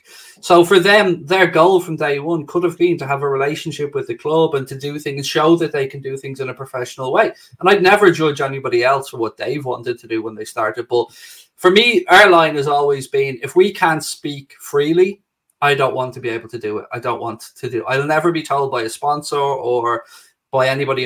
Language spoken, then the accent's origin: English; Ireland; being Irish